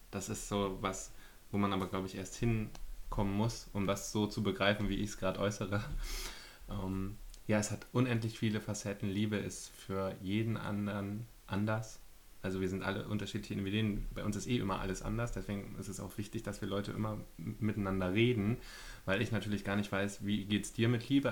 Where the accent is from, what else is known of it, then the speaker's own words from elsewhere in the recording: Berlin, Germany; Ich bin 29, ich komme aus Berlin